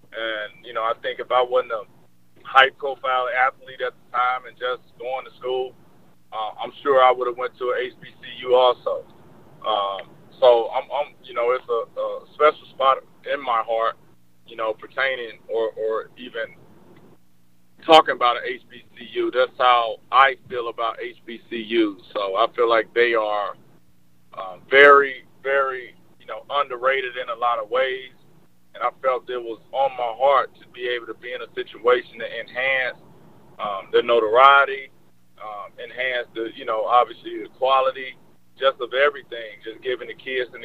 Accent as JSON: {"language": "English", "town": "Jackson", "region": "Mississippi", "country": "United States", "tie": "born or raised there", "said": "I'm from Jackson, you know, so that's big for my city, the city I grew up"}